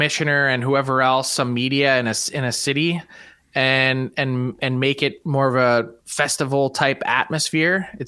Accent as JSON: {"language": "English", "town": "Philadelphia", "region": "Pennsylvania", "country": "United States", "tie": "born or raised there", "said": "I was actually at those games in Philly as a kid"}